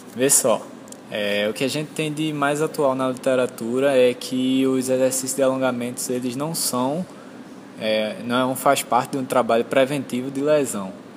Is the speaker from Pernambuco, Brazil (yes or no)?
yes; Recife, Pernambuco, Brazil; sou de Recife, formado pela UFPE